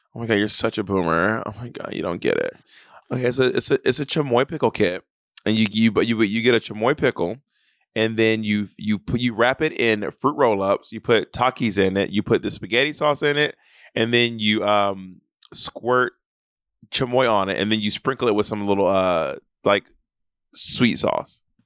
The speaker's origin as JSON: {"language": "English", "town": "Atlanta", "region": "Georgia", "country": "United States", "tie": "born or raised there", "moved": "yes", "said": "I will be in Atlanta, Georgia, my hometown"}